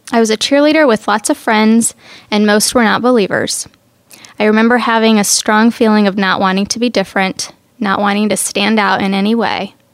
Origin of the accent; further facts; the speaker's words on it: Cairo, Cairo Governorate, Egypt; born there; I was born in Cairo, Egypt. I'm the youngest of three girls.